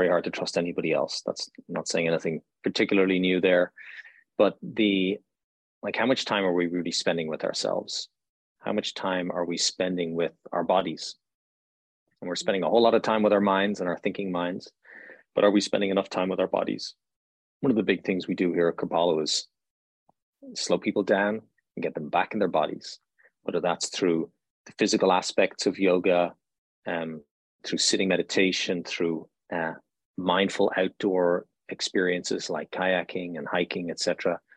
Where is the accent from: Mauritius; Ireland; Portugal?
Ireland; now in United States; I'm Irish, so we grew up with this cosmology